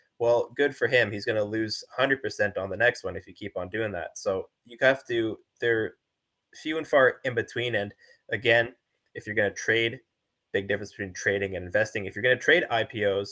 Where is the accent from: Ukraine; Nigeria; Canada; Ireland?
Canada; I'm a Canadian